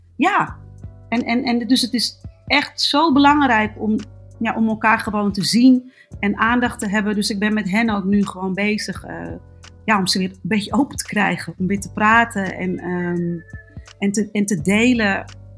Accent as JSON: {"language": "Dutch", "town": "Amsterdam", "region": "North Holland", "country": "Netherlands", "tie": "born or raised there", "said": "ik ben geboren en getogen in Amsterdam"}